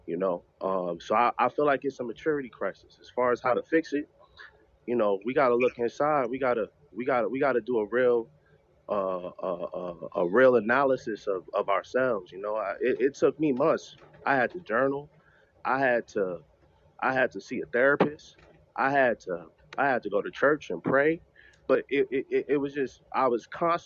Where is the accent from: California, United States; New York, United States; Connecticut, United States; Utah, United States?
New York, United States; I'm from New York